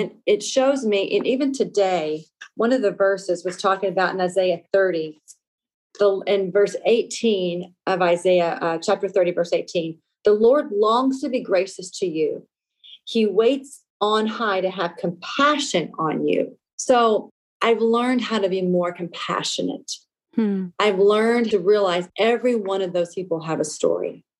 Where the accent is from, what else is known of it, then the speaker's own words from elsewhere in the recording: Lafayette, Louisiana, United States; now in Seattle, United States; I was born and raised in Lafayette, Louisiana, a small Cajun town of about 150,000 people